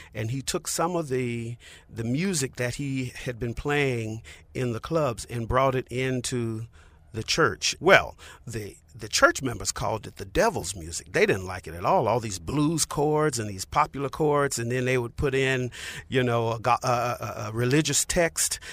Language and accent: English; Montgomery, Alabama, United States; I grew up in Montgomery, Alabama d-, during the Civil Rights Movement